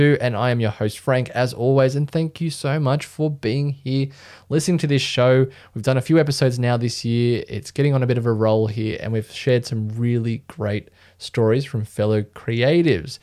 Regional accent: Australia; as an Australian

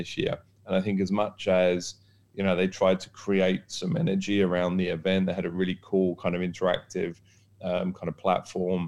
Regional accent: United Kingdom; now in Dubai, United Arab Emirates; being British

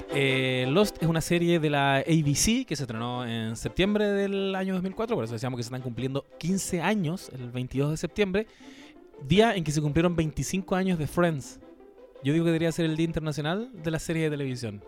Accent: Chile

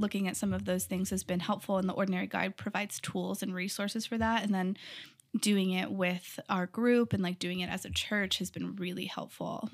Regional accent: Texas, United States; moved away as an adult; also born or lived in California; I grew up in Texas in a really tiny town, like, two hundred people, very small

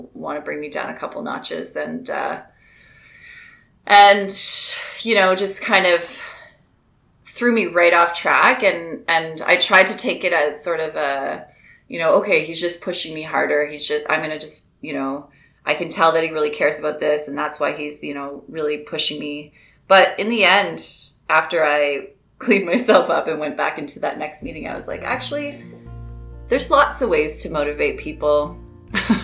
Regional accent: Ontario, Canada; also born or lived in Nova Scotia; I was originally born in Nova Scotia, and I moved to Ontario when I was about six, and I live in Kitchener, Ontario

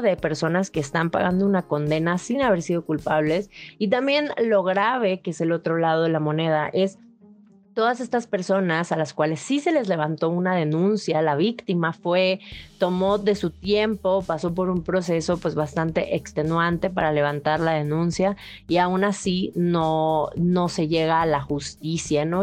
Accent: Mexico; muchos de nosotros como mexicanos

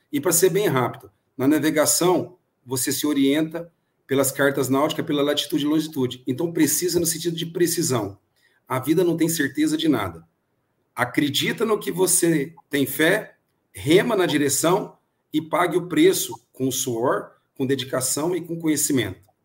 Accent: Brazil; como bom brasileiro

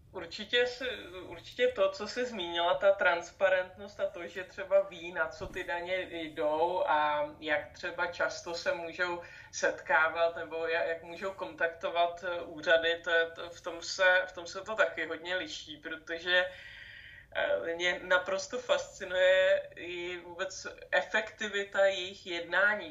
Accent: Czechia; U nás v Čechách

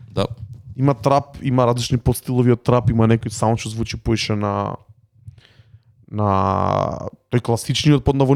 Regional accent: North Macedonia

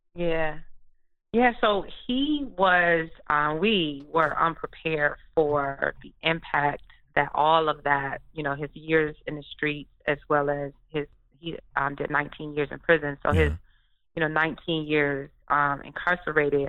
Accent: Detroit, Michigan, United States; I'm from Detroit

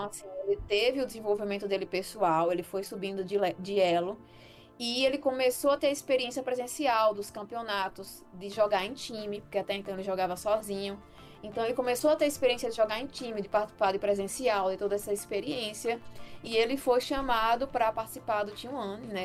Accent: Rio Grande do Norte, Brazil; aqui onde eu moro, né, eu sou aqui do Rio Grande do Norte

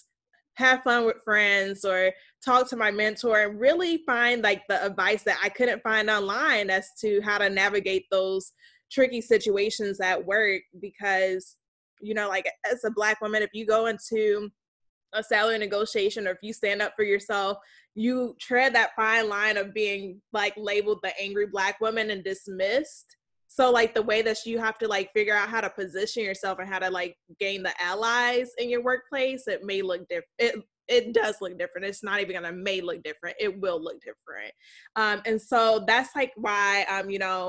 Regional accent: South Holland, Illinois, United States; moved away; also born or lived in Washington, D.C.; I'm from Chicagoland. I grew up in South Holland, Illinois, went to Marian Catholic High School

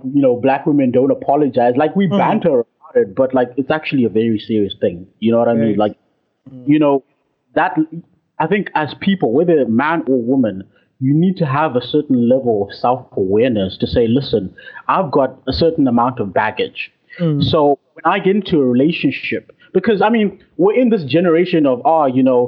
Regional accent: Zimbabwe; I'm from Zimbabwe

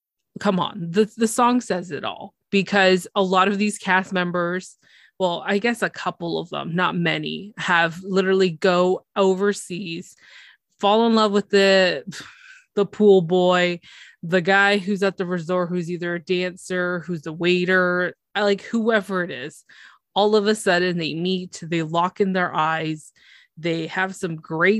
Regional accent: Canada; for us Canadians

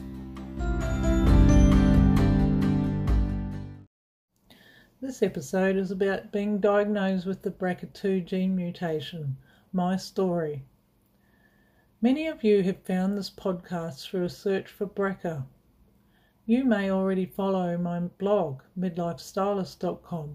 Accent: New Zealand; I grew up in New Zealand

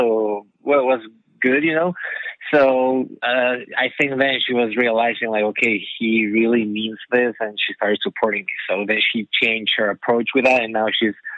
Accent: Ecuador; moved away; I am from Ecuador in South America

